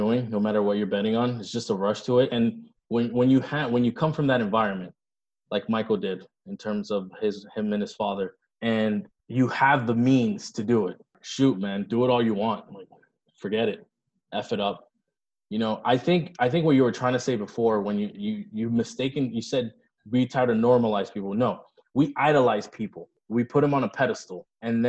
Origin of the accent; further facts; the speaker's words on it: Dominican Republic; moved away; When I was growing up in the Dominican Republic